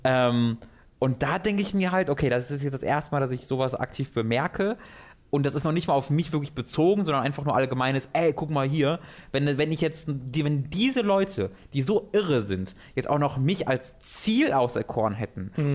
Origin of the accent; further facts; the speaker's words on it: Tönisberg, North Rhine-Westphalia, Germany; ich aus Tönesberg, das hat 3000 Einwohner